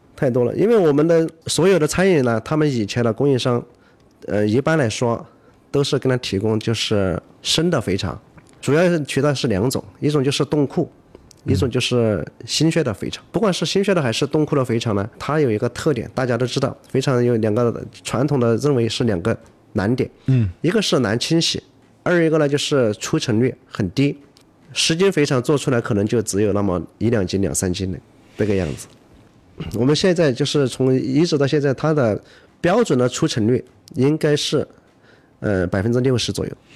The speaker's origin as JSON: {"language": "Chinese", "town": "Yibin", "region": "Sichuan", "country": "China", "said": "我来自四川宜宾"}